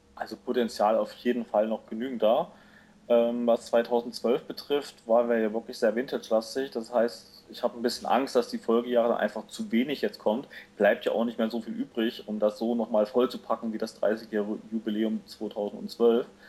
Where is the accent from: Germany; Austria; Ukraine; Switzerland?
Germany; East Germany; als Ossi-Kind, kam mit dem Videorekorder rüber